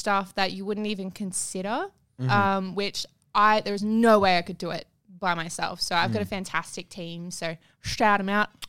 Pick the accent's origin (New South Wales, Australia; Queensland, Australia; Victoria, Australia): New South Wales, Australia; Taree; moved away as an adult; also born or lived in Wagga Wagga; now in Sydney, Australia; I come from a very upper class background. I'm from Taree.